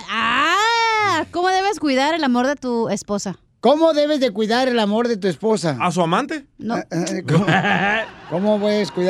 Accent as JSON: {"language": "Spanish", "region": "Veracruz", "country": "Mexico", "said": "Y eso es lo que yo tengo para mi tierra, para Veracruz, para mi pueblo."}